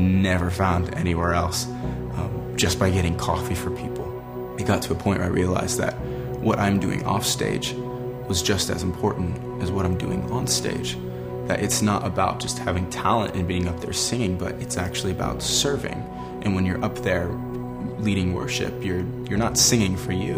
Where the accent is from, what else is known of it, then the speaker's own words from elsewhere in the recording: Los Angeles, California, United States; I grew up acting in Los Angeles